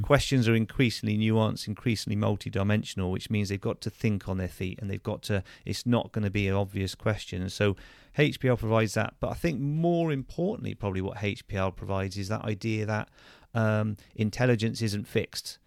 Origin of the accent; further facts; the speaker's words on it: Churchdown, South West England, United Kingdom; also born or lived in Plymouth / Bath / Gravesend / Gloucester; I went to school just a few miles away in, um, in Churchtown at, at Chosen Hill School, so a local comprehensive there